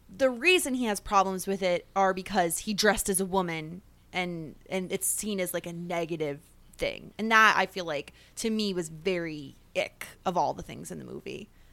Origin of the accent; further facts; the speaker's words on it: New York, United States; a New Yorker who says guys to mean everybody all the time